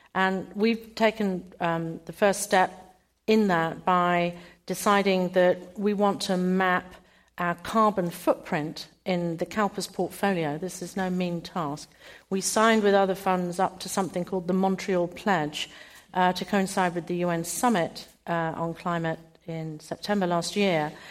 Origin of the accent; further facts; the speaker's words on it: United Kingdom; I'm British.